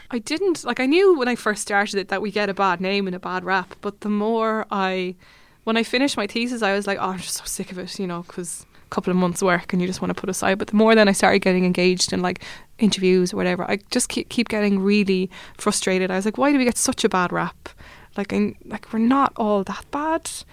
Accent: Limerick, Munster, Ireland; moved away as an adult; now in Dublin, Ireland; I am from Limerick, living in Dublin the past three, four years.

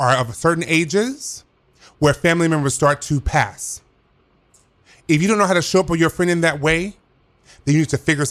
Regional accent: the South, United States; I'm from the South.

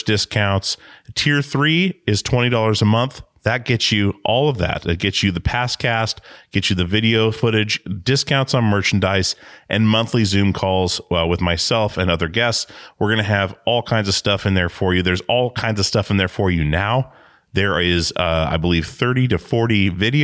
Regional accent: Alaska, United States; now in Portland, United States; I live in Portland, Oregon now, grew up in Alaska

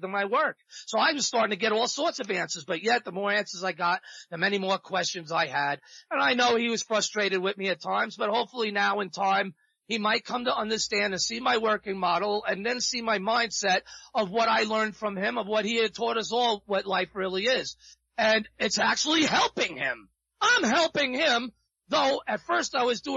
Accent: New York, United States; also born or lived in South Florida; now in Central Florida, United States; I was brought up in the New York streets

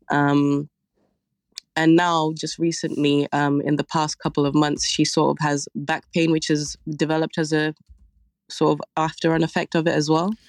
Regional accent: Zambia; moved away; we come from Zambia

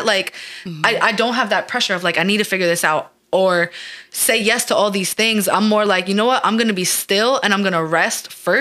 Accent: New York, United States; We're from New York

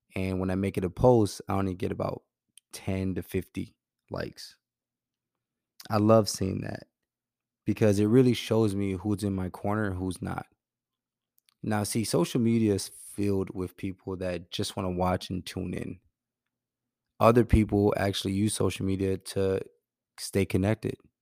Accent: Milwaukee, Wisconsin, United States; my hometown of Milwaukee

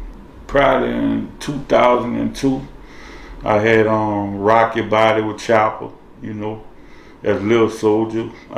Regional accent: New Orleans, Louisiana, United States; I'm from the Seven Ward, New Orleans.

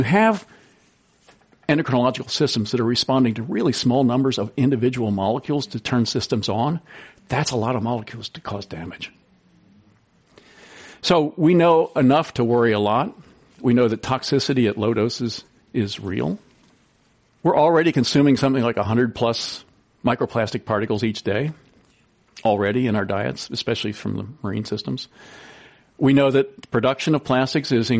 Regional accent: East Coast, United States; moved away; I grew up on the East Coast for a lot of my early life

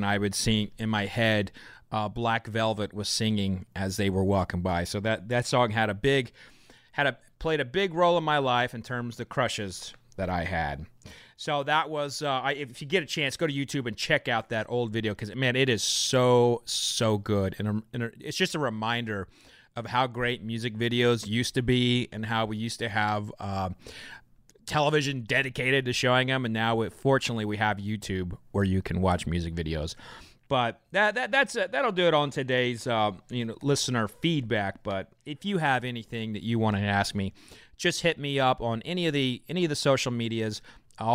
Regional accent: Oklahoma, United States; I grew up in Oklahoma

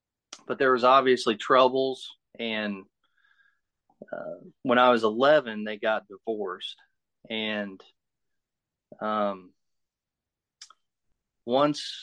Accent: Muncie, Indiana, United States; I'm from Muncie, Indiana. I was born here in Muncie, raised in Muncie, live in Muncie now.

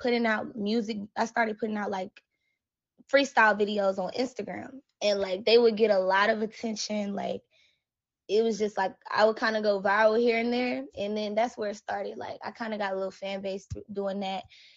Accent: Mobile, Alabama, United States; I'm from Alabama, Mobile to be exact.

